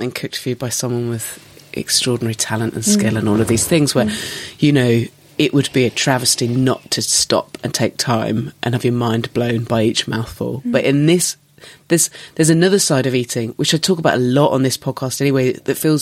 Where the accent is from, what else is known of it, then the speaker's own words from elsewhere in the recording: Dorset, South West England, United Kingdom; I grew up in Dorset